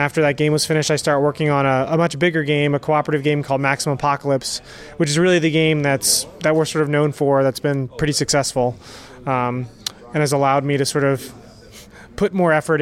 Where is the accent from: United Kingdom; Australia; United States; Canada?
United States; Wilmington, Delaware; From Wilmington, Delaware, which is 20 minutes like south of Philly.